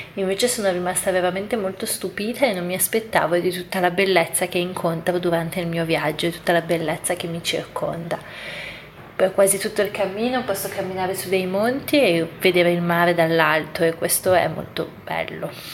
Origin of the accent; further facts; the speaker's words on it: Italy; also born or lived in Milan; il mio paese